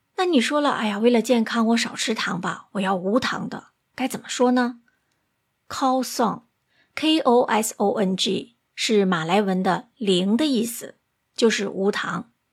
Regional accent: Singapore; 我是来自新加坡的

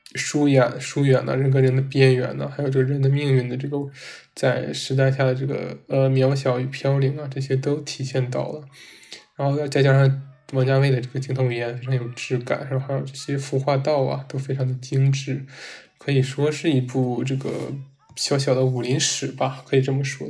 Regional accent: China; 我们作为中国人

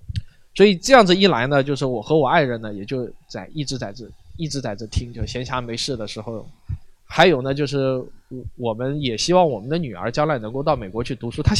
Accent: China; 我们在国内这样子成长起来的话

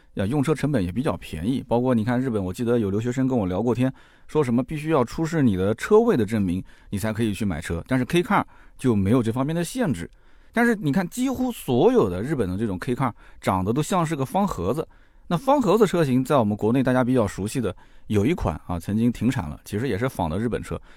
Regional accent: China; 我们中国人这里大部分的这个家庭换车周期基本上是三到五年

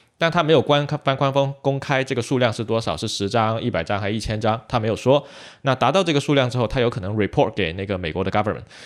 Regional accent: China; 我们中国人

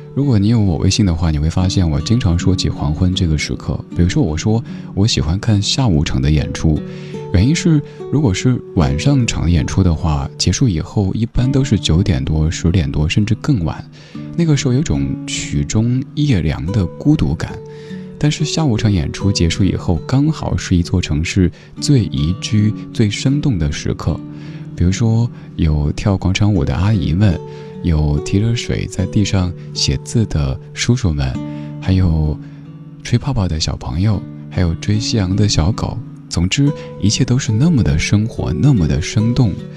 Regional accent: Chengdu, Sichuan, China; moved away; 现在我的家乡成都

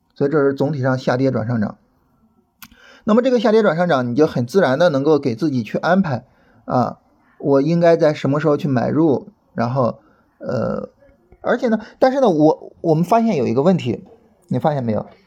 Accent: Shandong, China; now in Beijing, China; 我是山东人啊 然后现在在北京生活

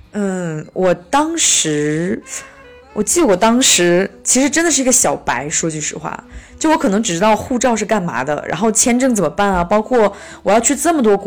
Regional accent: China; 呃，我从小生活在中蒙边境，就开到蒙古国其实才一个小时

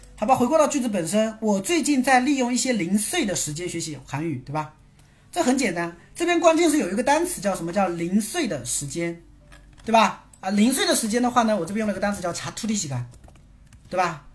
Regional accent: China; 毕竟我是中国人

